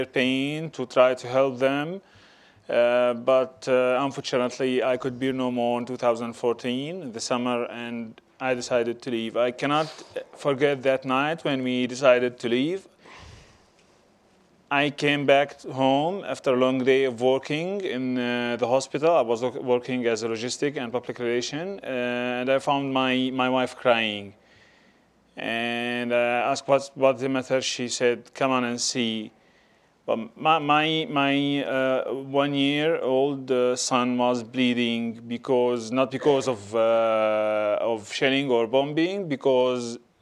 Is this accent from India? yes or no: no; Douma, Rif Dimashq, Syria; moved away; I'm a dentist from Douma. It's a 500,000 population town, just 10 kilometers away from the capital, Damascus, in Syria.